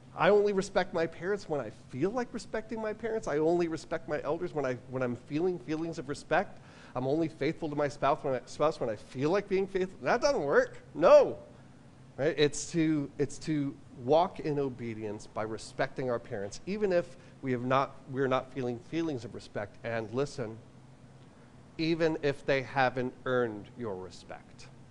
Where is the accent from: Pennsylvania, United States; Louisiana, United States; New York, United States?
New York, United States; I'm from New York